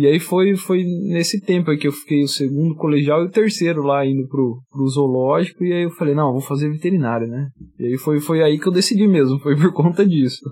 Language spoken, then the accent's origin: Portuguese; Lins, São Paulo, Brazil; sou do interiorzão